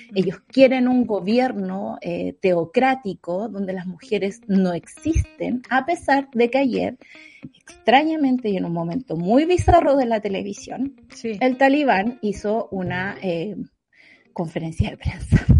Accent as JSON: {"language": "Spanish", "town": "Santa Cruz", "region": "O'Higgins", "country": "Chile", "said": "mi pueblo"}